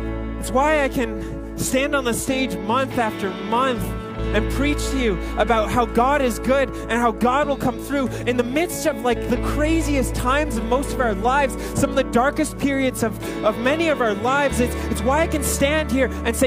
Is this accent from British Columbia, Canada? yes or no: no; Ontario, Canada; moved away as an adult; now in Edmonton, Canada; I grew up in Ontario